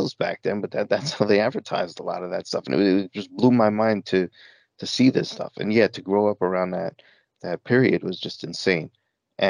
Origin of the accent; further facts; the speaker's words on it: New York, United States; I grew up in New York